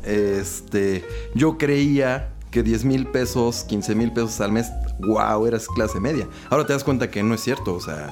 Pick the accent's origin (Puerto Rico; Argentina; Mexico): Mexico